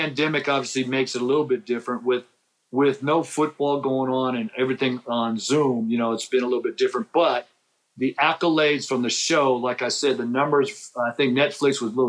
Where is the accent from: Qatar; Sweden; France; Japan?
Japan; also born or lived in San Diego; I come from Japan. I was born in San Diego, and my first memory as a young kid is in Japan, right?